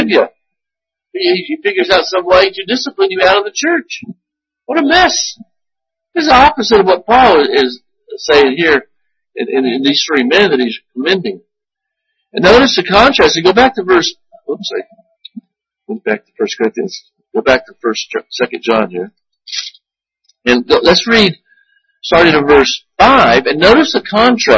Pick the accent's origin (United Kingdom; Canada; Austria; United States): United States; as an American